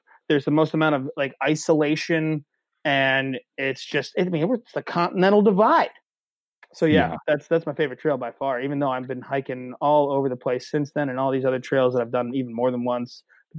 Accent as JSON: {"language": "English", "region": "Central Pennsylvania", "country": "United States", "said": "I'm a kid from Central PA"}